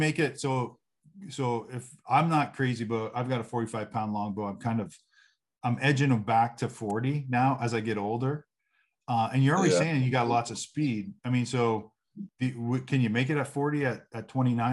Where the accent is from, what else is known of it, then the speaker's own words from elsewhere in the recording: Canada; moved away; I'm Canadian